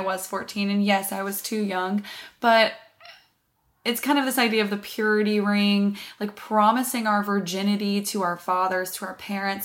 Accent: the South, United States; moved away; I was raised in the South

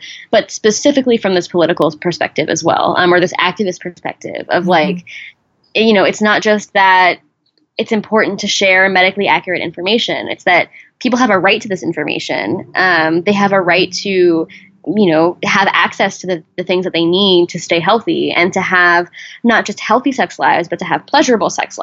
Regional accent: Texas, United States; I grew up in Texas

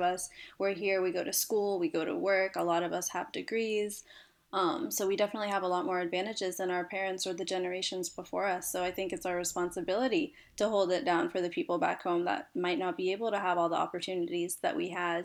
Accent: Cincinnati, Ohio, United States; born and raised in Cincinnati, Ohio

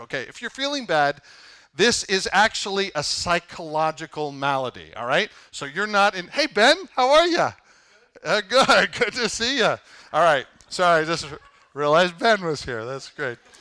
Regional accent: Canada; now in United States; I'm Canadian

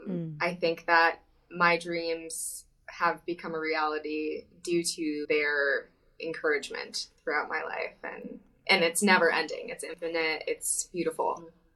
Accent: Madison, Wisconsin, United States; moved away; I am from Madison, Wisconsin.

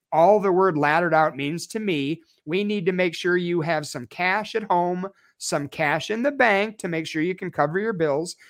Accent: Chicago, Illinois, United States; moved away as an adult; now in Snowflake, United States; I'm born and raised in Chicago. I lived there for twenty-three years

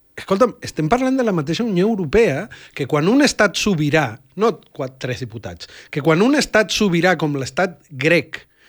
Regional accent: Catalonia, Spain; com a catalans

